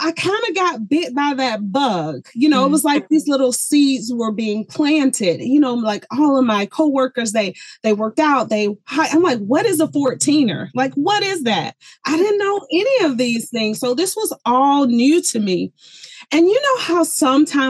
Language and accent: English; the South, United States; moved away as an adult; also born or lived in Colorado; I was born and raised in the South